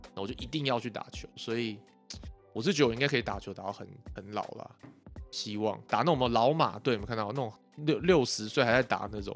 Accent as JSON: {"language": "Chinese", "region": "Yilan County", "country": "Taiwan", "tie": "born or raised there", "said": "我是宜兰人嘛，然后那时候宜兰很强的学校是三星，三星国小，然后三星国中"}